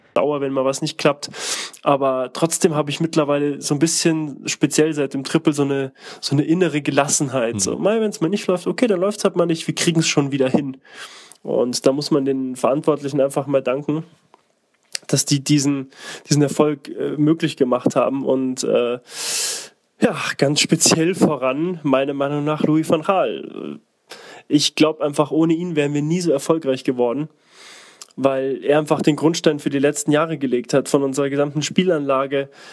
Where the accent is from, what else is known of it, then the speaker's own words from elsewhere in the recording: Munich, Bavaria, Germany; Ich bin gebürtiger Münchner und zwar aus dem Münchner Norden. Ähm, von meinem alten Jugendzimmer aus kann ich direkt auf die Allianz Arena gucken